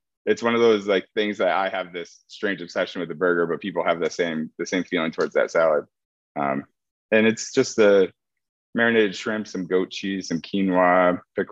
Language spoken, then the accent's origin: English; Connecticut, United States; moved away as an adult; now in Chicago, United States; I'm originally from Connecticut. I moved to Chicago about 2.5 years ago now.